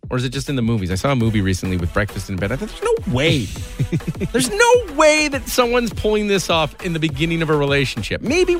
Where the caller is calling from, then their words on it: Canada; I'm calling from Canada